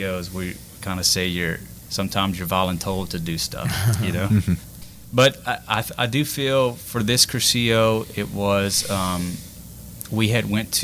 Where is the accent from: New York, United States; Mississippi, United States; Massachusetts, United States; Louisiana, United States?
Louisiana, United States; Jeanerette; also born or lived in New Iberia / Lafayette; now in Youngsville, United States; I'm originally from the Generette area, born and raised